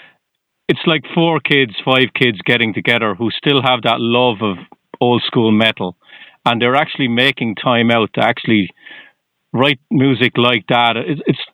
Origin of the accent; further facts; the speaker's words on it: Ireland; moved away as an adult; now in Boston, United States; I'm originally from Ireland